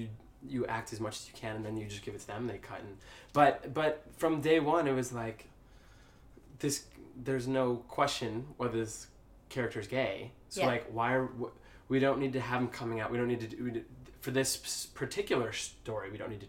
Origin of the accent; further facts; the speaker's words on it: Cleveland, Ohio, United States; I grew up in Cleveland, Ohio.